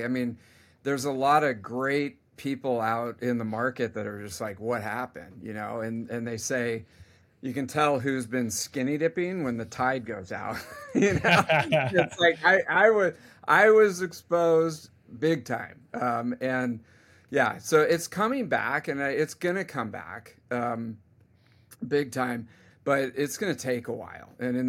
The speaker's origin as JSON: {"language": "English", "region": "California", "country": "United States", "said": "I mean, I'm from the Bay Area, and so tech is kind of in my blood"}